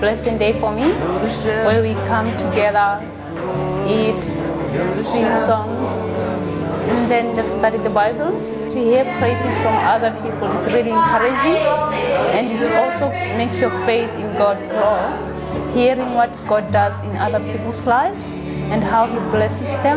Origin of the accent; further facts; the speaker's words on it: Botswana; now in Melbourne, Australia; I'm from Botswana